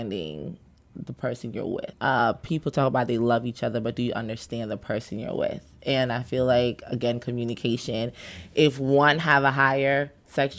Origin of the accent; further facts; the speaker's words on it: Jamaica; Growing up in Jamaica, everybody know my house